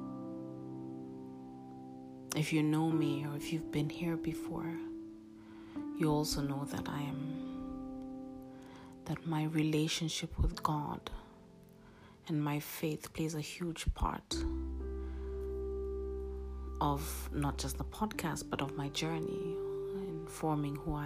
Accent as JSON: {"language": "English", "region": "Nairobi", "country": "Kenya", "tie": "born or raised there", "moved": "as an adult", "lives_now": "Rome, Italy", "said": "I moved from Nairobi, Kenya, which is my home, my country of birth, to Rome, Italy, and I've been here since."}